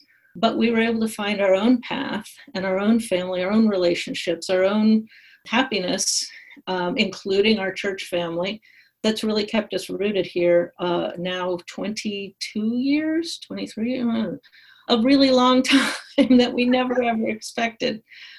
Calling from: St. Louis, Missouri, United States; I wrote letters to the New York Times, and I always got picked up because I was suddenly … from St. Louis.

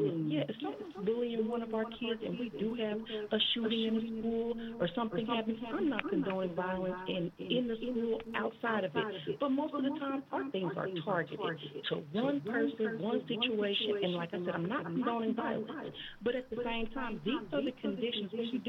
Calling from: Fargo, North Dakota, United States; Hey, this is … calling from Fargo, North Dakota.

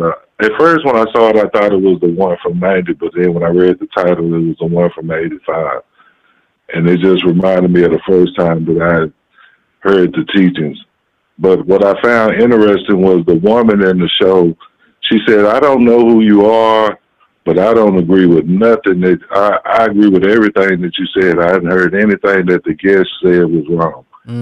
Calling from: Fort Worth, Texas, United States; I'm calling from Fort Worth, Texas.

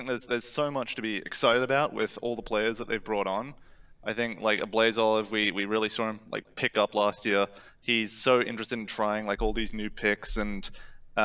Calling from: Gold Coast, Queensland, Australia; I'm calling from the Gold Coast, Australia.

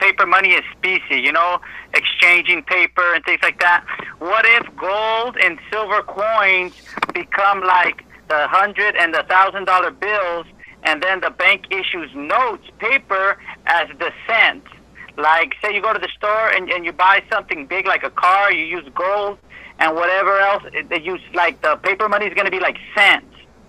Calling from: Corpus Christi, Texas, United States; Corpus Christi, Texas. How you doing today, Mike?

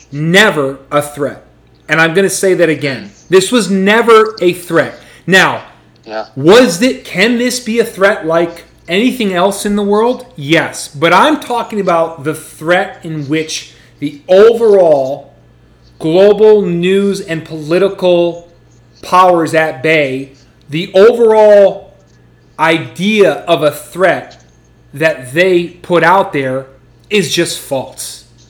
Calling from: Florida, United States; I'm from the United States, calling in this evening.

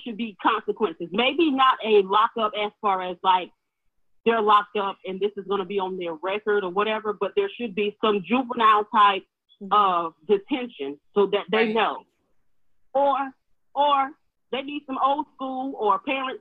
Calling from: Raleigh, North Carolina, United States; I am calling from Raleigh.

